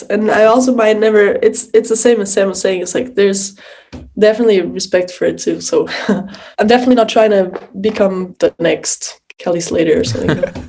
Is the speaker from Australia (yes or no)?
no; Lisbon, Portugal; moved away as an adult; also born or lived in Boston; I was born in Lisbon, yes.